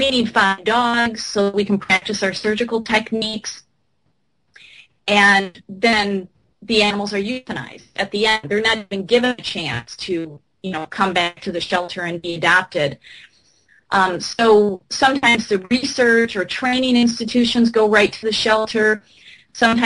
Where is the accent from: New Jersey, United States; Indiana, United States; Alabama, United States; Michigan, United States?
Michigan, United States; my home state of Michigan